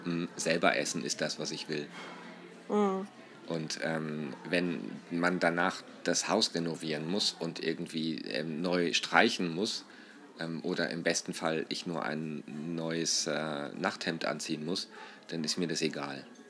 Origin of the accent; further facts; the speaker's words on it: Northern Germany, Germany; now in Austria; als typisch Norddeutschen und jetzt als Ausländer in Österreich